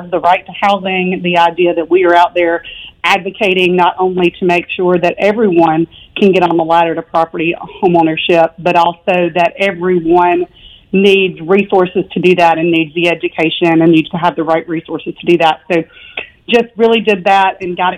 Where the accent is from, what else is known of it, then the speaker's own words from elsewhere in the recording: Theodore, Alabama, United States; moved away as an adult; also born or lived in Florence, Alabama / Prescott, Arizona / Auburn, Alabama; now in Birmingham, United States; I grew up here. I grew up around Mobile in Theodore, Alabama. Moved there when I was four.